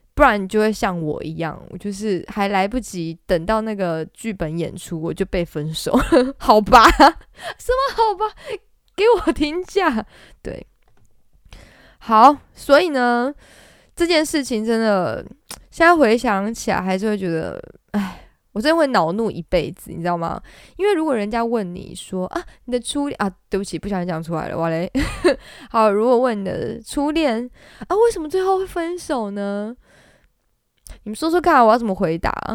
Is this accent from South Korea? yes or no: no; Taiwan; 我们东方人，或者是我们台湾人